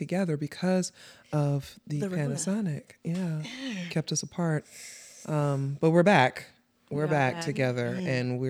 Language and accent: English; New York, United States; That's cool. I'm from the Bronx. You know what I'm saying, son? It's all good. We all got places where we from.